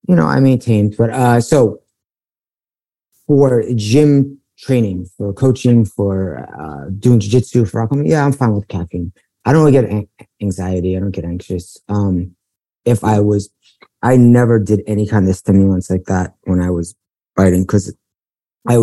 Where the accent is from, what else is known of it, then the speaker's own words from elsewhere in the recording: New York City, New York, United States; now in Los Angeles, United States; I grew up in Bayside, Queens